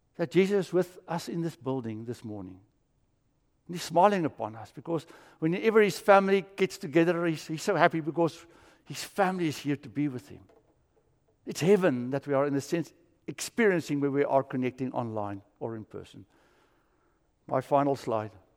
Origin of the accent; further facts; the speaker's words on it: South Africa; moved away; I grew up in South Africa and we would build fires in the bush felt